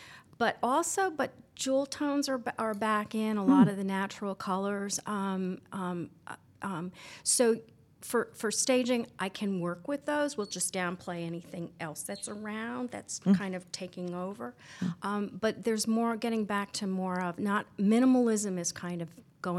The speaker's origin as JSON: {"language": "English", "town": "Albany", "region": "New York", "country": "United States", "said": "I'm from Albany, New York originally."}